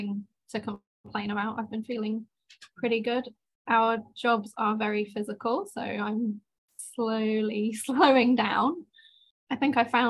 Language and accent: English; England, United Kingdom; moved away as an adult; now in Sydney, Australia; I'm English.